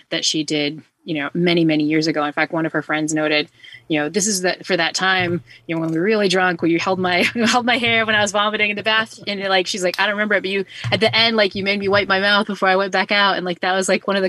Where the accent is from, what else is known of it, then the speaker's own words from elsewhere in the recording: New Bedford, Massachusetts, United States; I grew up in New Bedford, Massachusetts.